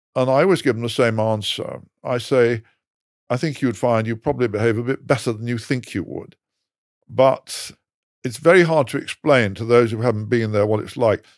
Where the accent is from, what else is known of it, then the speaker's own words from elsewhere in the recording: England, United Kingdom; I'm English